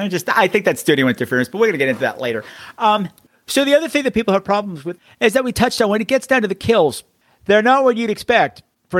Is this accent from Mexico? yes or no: no; Canada; And because I'm from Canada and this is how we talk.